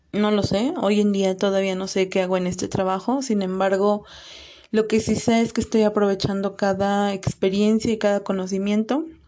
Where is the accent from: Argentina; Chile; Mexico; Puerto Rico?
Mexico; Veracruz; now in State of Mexico, Mexico; soy originaria de Veracruz y actualmente radico en el Estado de México